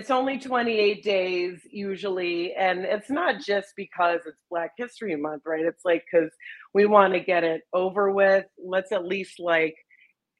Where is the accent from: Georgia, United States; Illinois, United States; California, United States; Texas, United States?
Illinois, United States; Chicago; growing up in Chicago, there's obviously Second City kids shows